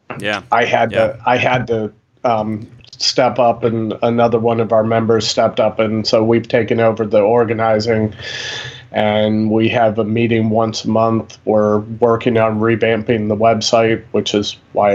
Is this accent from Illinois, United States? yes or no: no; Northern Virginia, United States; moved away as an adult; also born or lived in Nebraska; I grew up in Northern Virginia.